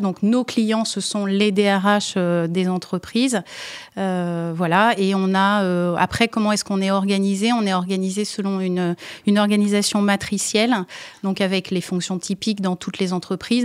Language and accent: French; France; je suis française d'origine